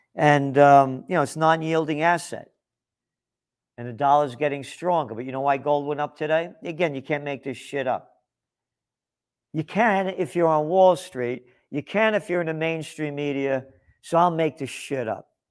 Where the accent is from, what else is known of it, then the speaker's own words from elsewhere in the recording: United States; I'm an American.